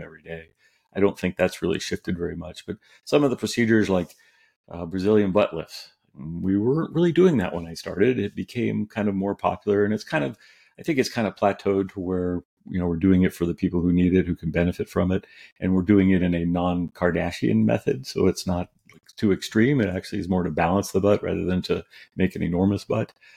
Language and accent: English; California, United States; also born or lived in New York; I grew up out here in California